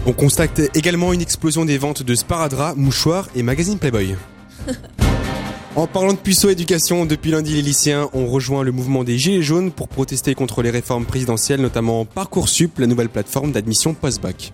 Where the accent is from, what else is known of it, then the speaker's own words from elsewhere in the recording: Strasbourg, Grand Est, France; moved away; je suis alsacien, je viens de Strasbourg